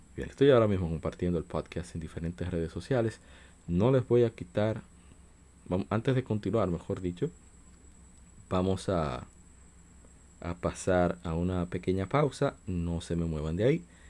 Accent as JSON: {"language": "Spanish", "country": "Dominican Republic", "said": "para mí que soy de República Dominicana"}